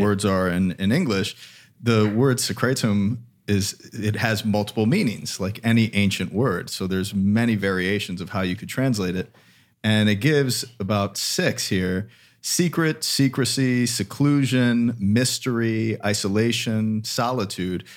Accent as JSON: {"language": "English", "town": "Palm Coast", "region": "Florida", "country": "United States", "tie": "born or raised there", "said": "I grew up in Palm Coast, just like an hour south of you"}